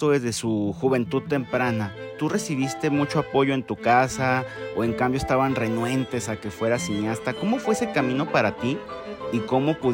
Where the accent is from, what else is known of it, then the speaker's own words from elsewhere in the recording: Guadalajara, Jalisco, Mexico; Soy tapatío